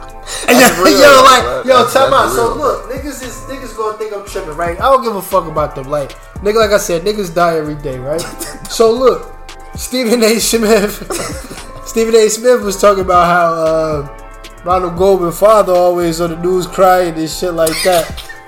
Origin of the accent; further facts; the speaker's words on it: Italy; I speak several languages. I grew up in Italy.